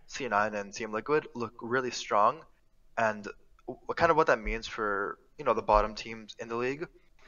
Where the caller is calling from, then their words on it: Brooklyn, New York, United States; Hi, I'm calling from Brooklyn, New York, right now.